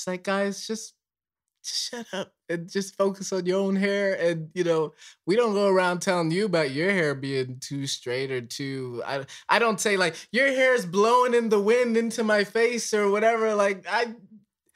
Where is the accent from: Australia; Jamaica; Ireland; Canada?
Ireland; moved away; I grew up in Ireland for like 9 years